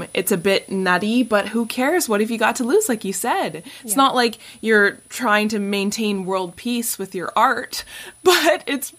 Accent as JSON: {"language": "English", "country": "Canada", "said": "I think I'm trying to think what we would call it in Canada. Probably just like being Canadian, you know, just keep the status quo."}